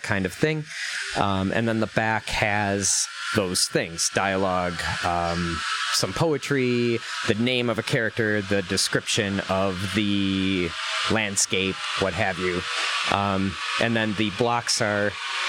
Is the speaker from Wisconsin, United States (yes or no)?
yes; Sheboygan, Wisconsin, United States; a college near my hometown of Sheboygan, Wisconsin